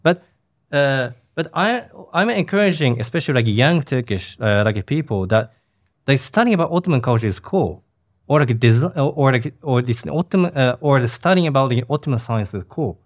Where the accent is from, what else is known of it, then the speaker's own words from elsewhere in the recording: Japan; in the small city, cities, uh, where my hometown